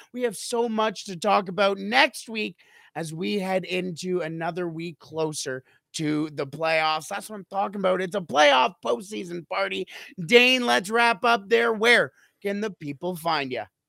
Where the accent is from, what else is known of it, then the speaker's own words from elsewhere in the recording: Canada; I am a Canadian